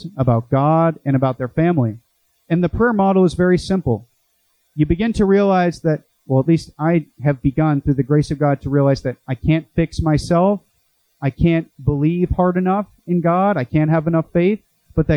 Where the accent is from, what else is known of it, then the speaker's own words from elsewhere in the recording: Boston, Massachusetts, United States; also born or lived in Chicago; now in Santiago Retreat Center, Orange County, United States; I'm from Boston